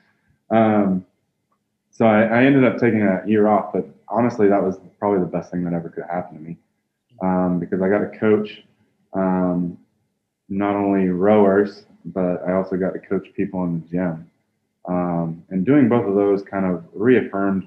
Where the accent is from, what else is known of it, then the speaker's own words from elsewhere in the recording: Columbia, South Carolina, United States; I grew up in Columbia, South Carolina